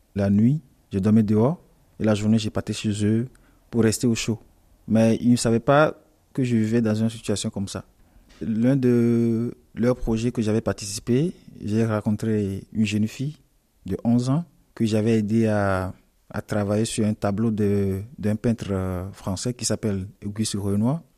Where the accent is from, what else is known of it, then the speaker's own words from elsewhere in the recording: Togo; now in France; je viens du Togo. Je suis arrivé ici en France en euh, décembre 2019.